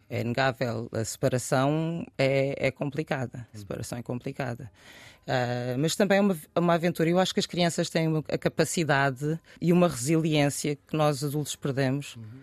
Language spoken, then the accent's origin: Portuguese; Bissau, Guinea-Bissau; quem olha para mim sabe que eu sou de Bissau. E muitas vezes pensa que eu não sou sequer guineense.